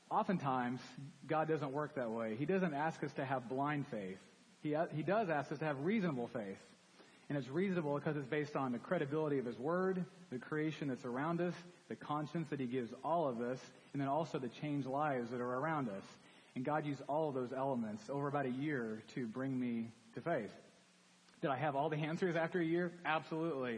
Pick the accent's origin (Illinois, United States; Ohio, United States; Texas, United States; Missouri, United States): Texas, United States; Dallas; I grew up in Dallas, came to Baylor as a freshman.